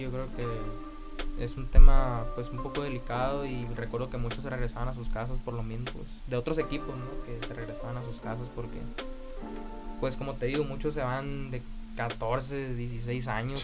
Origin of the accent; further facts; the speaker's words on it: Navojoa, Sonora, Mexico; also born or lived in Querétaro; soy de Navajo, Sonora